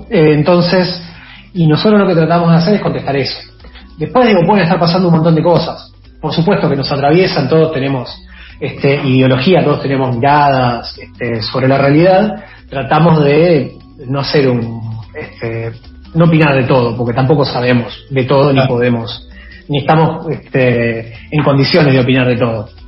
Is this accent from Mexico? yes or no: no; Berazategui, Buenos Aires Province, Argentina; yo soy de zona sur, pero soy de Berazategui, no soy de Quilmes.